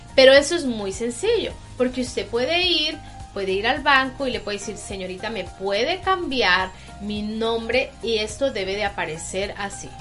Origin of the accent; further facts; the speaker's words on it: Tampico, Tamaulipas, Mexico; now in New York, United States; somos de México